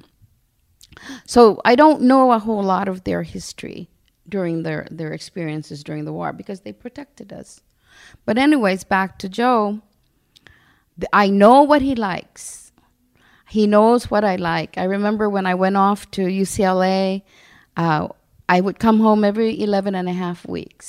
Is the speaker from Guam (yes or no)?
yes; Barrigada, Guam; because I'm from Barragata